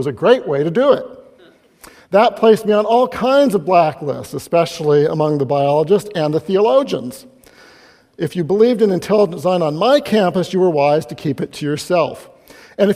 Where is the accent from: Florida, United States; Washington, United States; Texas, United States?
Washington, United States; Seattle; I come from the Seattle area